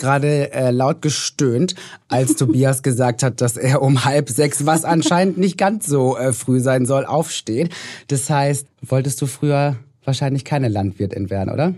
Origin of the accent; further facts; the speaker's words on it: North Rhine-Westphalia, Germany; Ich komme aus Nordrhein-Westfalen